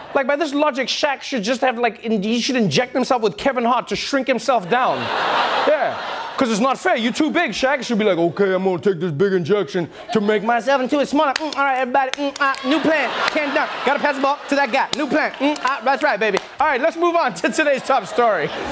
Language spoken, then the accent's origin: English; South Africa; as a South African